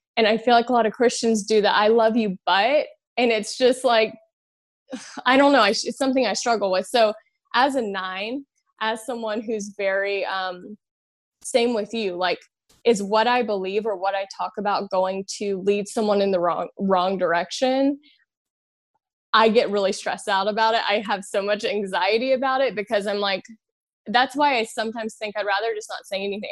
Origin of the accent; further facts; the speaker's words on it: Louisiana, United States; I'm from Louisiana, I'm from the South